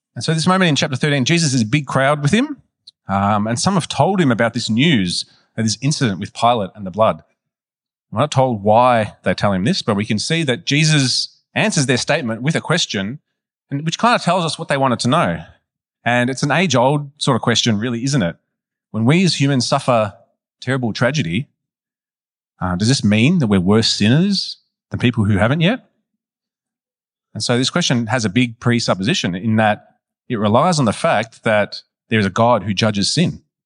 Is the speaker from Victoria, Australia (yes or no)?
yes; Melbourne, Victoria, Australia; I was raised in West Meadows, near Broadmeadows